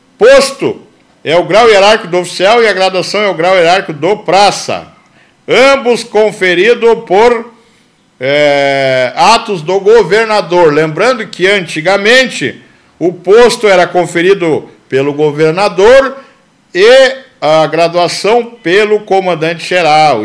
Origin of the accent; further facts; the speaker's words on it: Brazil; Sou brasileiro com muito orgulho